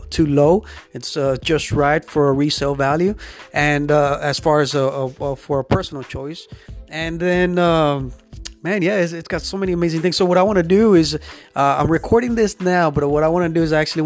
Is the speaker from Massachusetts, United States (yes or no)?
no; Rio Grande Valley, Texas, United States; the Rio Grande Valley